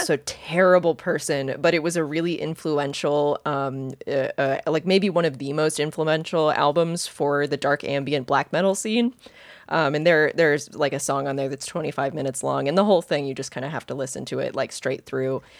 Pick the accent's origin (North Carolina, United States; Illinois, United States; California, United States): North Carolina, United States; Wilmington; I grew up in Wilmington, North Carolina